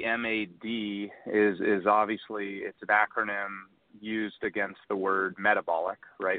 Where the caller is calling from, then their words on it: Charlotte, North Carolina, United States; I'm calling from beautiful Charlotte, North Carolina.